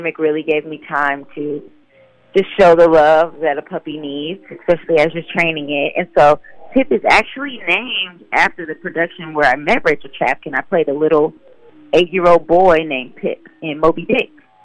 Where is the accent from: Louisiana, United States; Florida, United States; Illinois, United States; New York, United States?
Illinois, United States; Decatur; also born or lived in Peoria, Illinois; I was raised in Decatur, Illinois